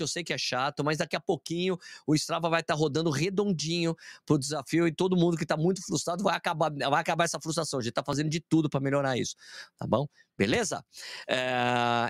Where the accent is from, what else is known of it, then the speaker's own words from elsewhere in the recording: Brazil; a gente é brasileiro